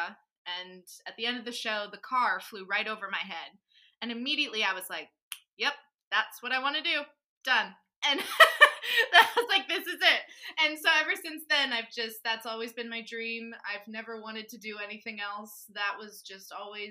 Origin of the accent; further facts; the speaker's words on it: Florida, United States; now in New York, United States; growing up in Florida